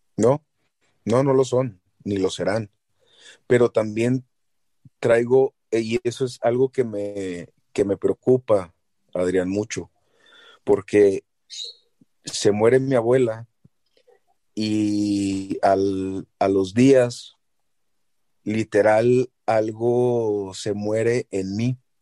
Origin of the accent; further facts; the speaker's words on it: Chihuahua, Mexico; moved away; llevo a mi mamá a mi ciudad natal